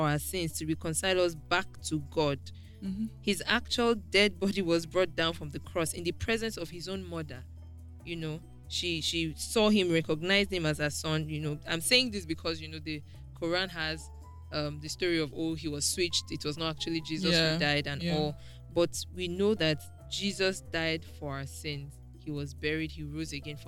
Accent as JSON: {"language": "English", "country": "Nigeria", "tie": "born or raised there", "said": "I attended Nigerian Navy Secondary School, and in Navy Town, where my school was"}